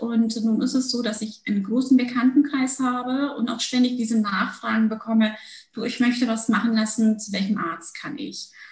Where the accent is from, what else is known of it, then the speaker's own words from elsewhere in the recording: Germany; also born or lived in Turkey / Munich, Germany; bin mit sechs Jahren nach Deutschland gekommen